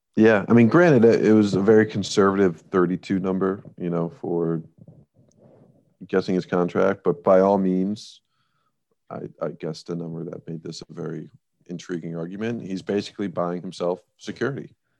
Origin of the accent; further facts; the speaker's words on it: United States; being American.